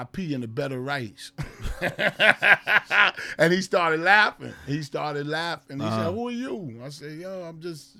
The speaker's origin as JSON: {"language": "English", "region": "New Jersey", "country": "United States", "said": "I'm from New Jersey"}